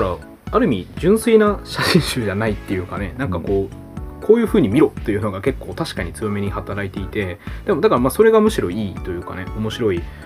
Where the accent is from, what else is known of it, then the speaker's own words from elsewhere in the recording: Hirakata, Osaka, Japan; also born or lived in Kyoto; 僕の地元は僕も地元大阪